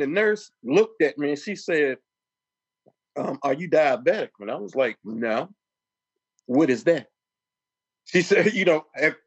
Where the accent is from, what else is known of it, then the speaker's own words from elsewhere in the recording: Richmond, Virginia, United States; also born or lived in Chesterfield, Virginia; I grew up in Richmond, Virginia